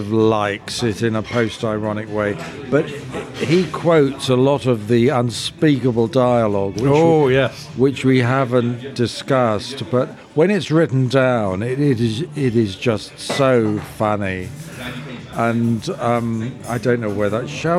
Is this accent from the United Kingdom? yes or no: yes; London, United Kingdom; I grew up in Soho.